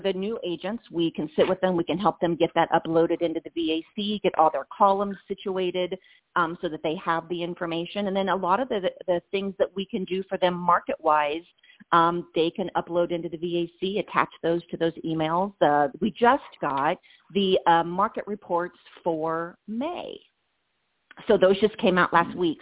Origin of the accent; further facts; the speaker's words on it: Indiana, United States; moved away as an adult; now in Las Vegas, United States; ISU was my hometown college back in Indiana